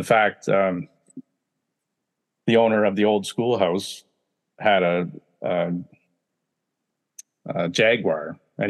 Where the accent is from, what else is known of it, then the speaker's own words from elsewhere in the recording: Mount Kisco, New York, United States; moved away; I was born in Mount Kisco, New York.